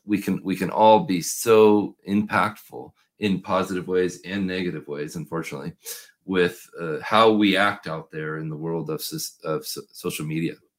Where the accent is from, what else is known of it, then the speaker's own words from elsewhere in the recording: Portland, Oregon, United States; I'm from Portland, Oregon